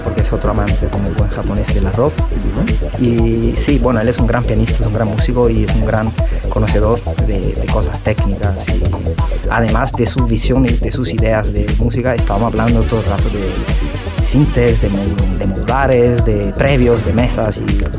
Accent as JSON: {"language": "Spanish", "town": "Naples", "region": "Campania", "country": "Italy", "second_language": "Spanish", "moved": "as an adult", "lives_now": "Spain"}